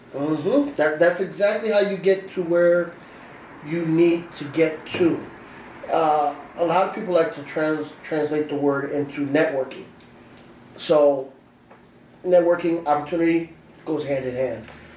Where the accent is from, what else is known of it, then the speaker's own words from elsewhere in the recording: Aurora, Illinois, United States; I am from Aurora, Illinois. I was born and raised here